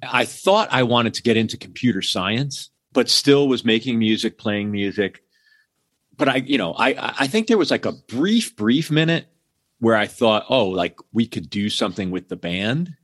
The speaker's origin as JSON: {"language": "English", "town": "Hamden", "region": "Connecticut", "country": "United States", "tie": "born or raised there", "said": "I grew up outside of New Haven, Connecticut, in a town called Hamden"}